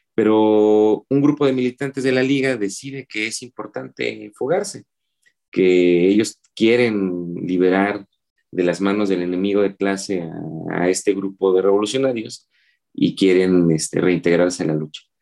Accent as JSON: {"language": "Spanish", "region": "Oaxaca", "country": "Mexico", "tie": "born or raised there", "moved": "as an adult", "lives_now": "Mexico City, Mexico", "said": "soy originario de la ciudad de Oaxaca. Mis padres son serranos, mi mamá es mije, mi papá es zapoteco. Eh, yo viví, estudié toda mi vida en la ciudad de Oaxaca"}